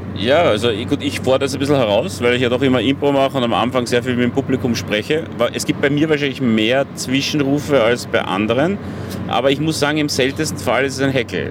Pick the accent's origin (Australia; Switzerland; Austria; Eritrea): Austria; Vienna; als Wiener